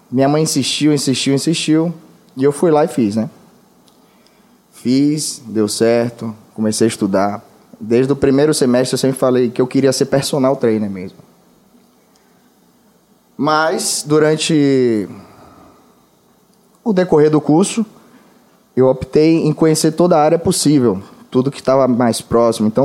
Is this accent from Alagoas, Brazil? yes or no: yes; Alagoas, Brazil; now in Salvador, Brazil; primeiramente eu sou alagoano, né? Eu não nasci aqui em Salvador, mas a minha família toda é daqui.